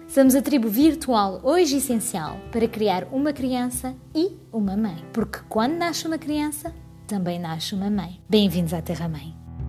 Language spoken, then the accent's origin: Portuguese; France; moved away as an adult; also born or lived in United States / England; now in Portugal; Nasci e cresci na França, de um pai francês e uma mãe portuguesa